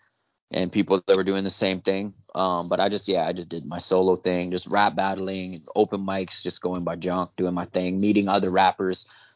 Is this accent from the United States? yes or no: no; Germany; first language Italian and German; English is a second language; also born or lived in Italy / Nelson, British Columbia, Canada; now in Canada; I'm three quarters Italian, quarter German, but born in Germany, raised by an Italian. My father's Italian, my mother's German Italian. I live back and forth between Italy and Germany, so Italian and German are my mother languages